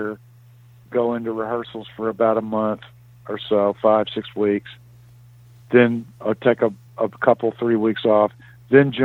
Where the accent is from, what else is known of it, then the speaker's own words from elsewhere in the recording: Memphis, Tennessee, United States; moved away; also born or lived in Nashville; It's my hometown